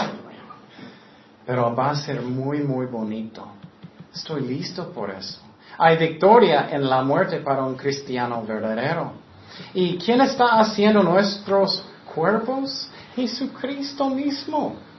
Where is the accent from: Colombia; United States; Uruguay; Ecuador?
United States; Spanish is a second language; moved away as an adult; also born or lived in Tecate; Soy americano